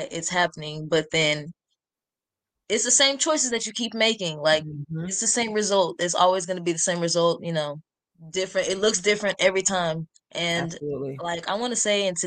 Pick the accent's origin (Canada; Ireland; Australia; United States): United States; Dallas, Texas; I'm from Dallas, Texas